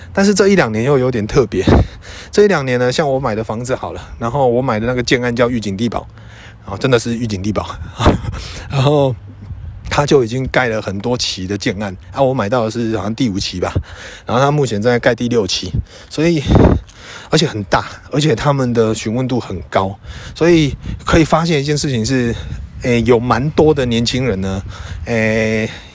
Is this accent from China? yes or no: no; Yujing, Tainan, Taiwan; moved away as an adult; also born or lived in Taipei; 我住在预警，我是一个预警人，我是一个乡下人